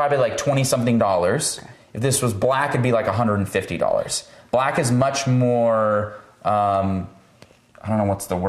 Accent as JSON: {"language": "English", "region": "Midwest", "country": "United States", "tie": "born or raised there", "also_born_or_lived": "St. Petersburg, Russia", "said": "so I understand everything in Russian. When they talk to me, they talk to me in Russian. I usually respond back in English because I lost it a long time ago because obviously growing up in the Midwest."}